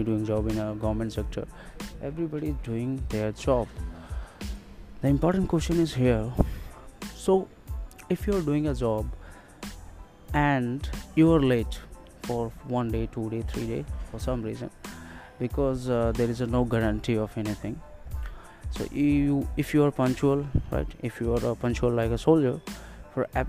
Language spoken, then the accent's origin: English; India; I'm from India